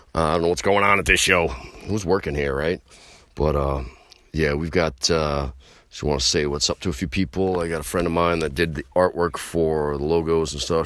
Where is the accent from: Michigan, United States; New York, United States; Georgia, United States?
New York, United States; I'm from New York